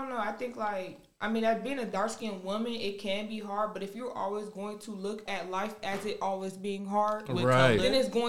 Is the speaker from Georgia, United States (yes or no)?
yes; Georgia, United States; moved away as an adult; now in Germany; I'm from Georgia.